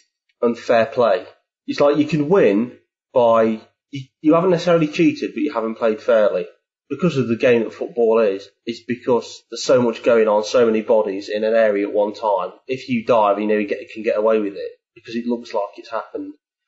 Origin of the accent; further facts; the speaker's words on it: England, United Kingdom; Being English